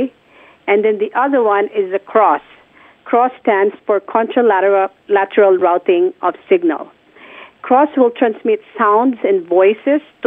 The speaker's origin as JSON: {"language": "English", "country": "Philippines", "tie": "born or raised there", "moved": "yes"}